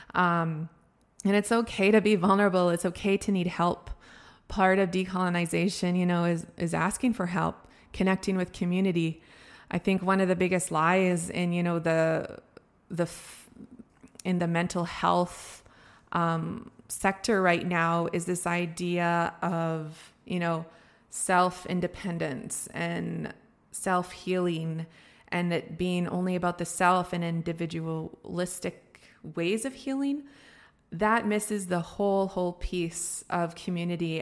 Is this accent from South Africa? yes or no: no; Canada; Being a First Nations person, being somebody who was born and raised on my res